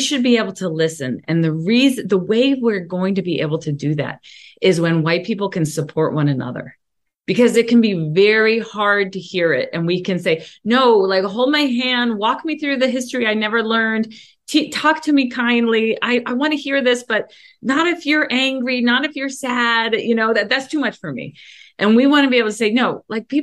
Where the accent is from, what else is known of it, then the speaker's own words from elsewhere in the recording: Mount Lebanon, Pennsylvania, United States; I grew up in Mount Lebanon, a suburb of Pittsburgh, that was almost 100% white